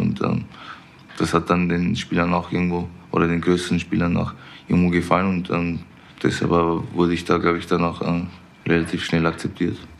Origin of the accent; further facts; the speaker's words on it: Vienna, Austria; now in Munich, Germany; Ich Bin in Wien geboren, da aufgewachsen